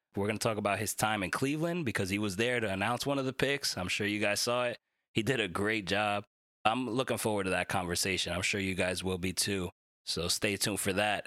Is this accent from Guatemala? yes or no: no; Dominican Republic; my fellow Dominican brother